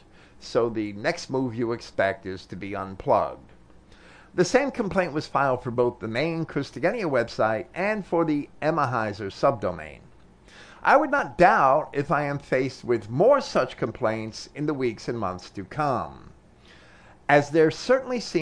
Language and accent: English; United States; as an American